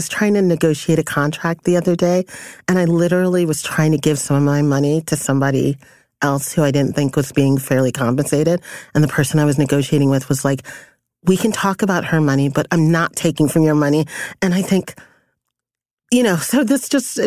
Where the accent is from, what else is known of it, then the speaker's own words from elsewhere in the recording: New York City, New York, United States; also born or lived in Panama; I was born in Panama. My parents are, I'm first generation. My parents were immigrants. I grew up in Brooklyn